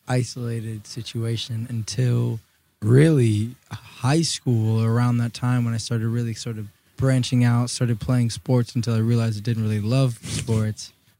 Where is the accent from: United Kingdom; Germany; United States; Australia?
United States; New Orleans, Louisiana; So for me, I grew up with my mom and my sister.